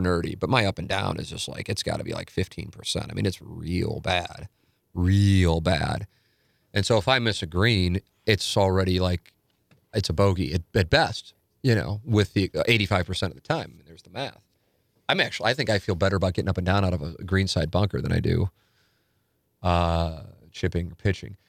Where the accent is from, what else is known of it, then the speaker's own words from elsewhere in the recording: St. Louis, Missouri, United States; I grew up in South Saint Louis